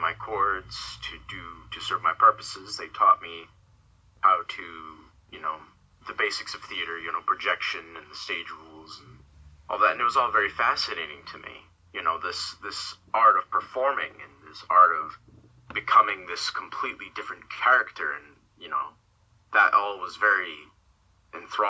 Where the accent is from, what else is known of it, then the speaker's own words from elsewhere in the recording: Cambridge, Maryland, United States; also born or lived in Dunkirk, New York / Virginia; now in Florida, United States; I come from a small town in New York, Dunkirk, in New York, I believe it's called. It's where I was born. I lived there for a couple of years, I spent most of my life in Maryland, in a small town called Cambridge